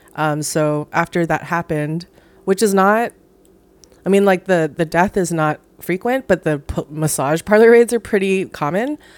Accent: Hawaii, United States; moved away as an adult; also born or lived in New York; I'm from Hawaii originally, lived in New York for ten years, moved back to Hawaii during the pandemic

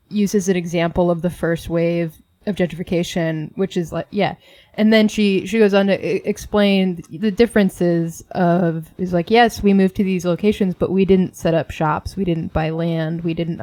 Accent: New York City, New York, United States; also born or lived in Inwood, New York City; I'm from Washington Heights. 190 and then divorced parents, Inwood

